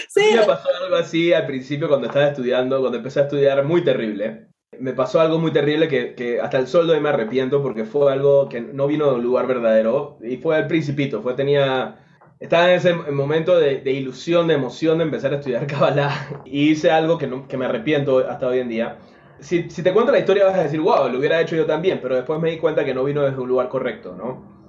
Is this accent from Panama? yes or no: yes; Panama; en Panamá, en mi país